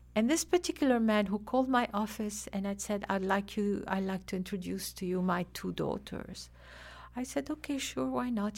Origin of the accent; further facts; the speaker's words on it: Lebanon; now in Afghanistan; originally I'm from Lebanon